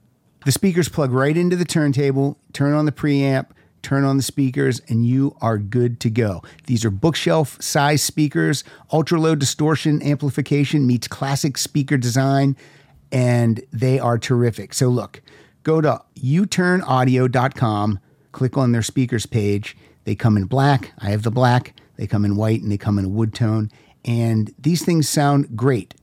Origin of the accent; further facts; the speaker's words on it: Pennsylvania, United States; accent: Pennsylvania; my Pennsylvania accent